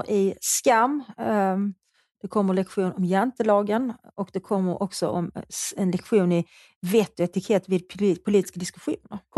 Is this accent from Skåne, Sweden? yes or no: yes; Skåne, Sweden; accent: Scanian; Jag pratar skånska.